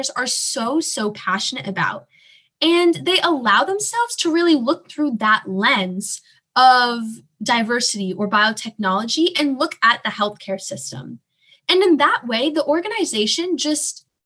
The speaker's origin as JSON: {"language": "English", "town": "Morristown", "region": "New Jersey", "country": "United States", "said": "I am from Morristown, New Jersey, so in South Jersey, just about 30 minutes from Philadelphia"}